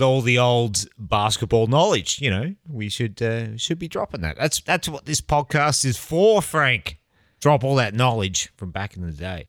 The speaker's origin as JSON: {"language": "English", "country": "Australia"}